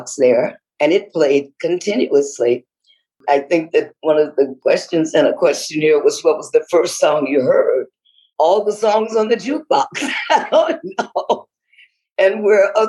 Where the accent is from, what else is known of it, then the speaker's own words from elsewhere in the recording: Detroit, Michigan, United States; also born or lived in Muskegon, Michigan; I'm from Michigan. I was born in Muskegon, Michigan, and then moved to Detroit when I was about two